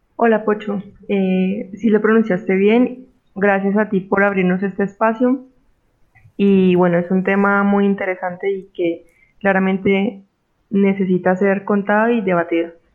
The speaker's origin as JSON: {"language": "Spanish", "country": "Colombia", "also_born_or_lived": "Cali, Colombia", "said": "como buena colombiana"}